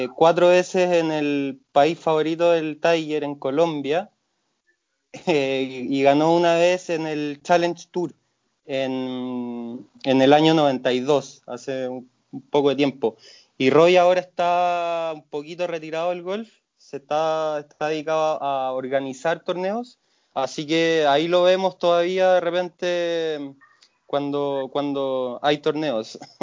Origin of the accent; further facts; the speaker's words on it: Viña del Mar, Valparaíso, Chile; cuando crecí en Granadilla